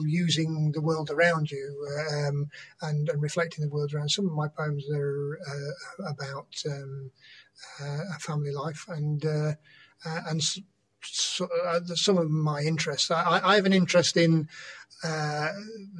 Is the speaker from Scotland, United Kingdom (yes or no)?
no; Nottingham, East Midlands, United Kingdom; moved away as an adult; now in Brighton, United Kingdom; I lived in Nottingham up to my mid-20s. So we moved from St Anne's to Bilborough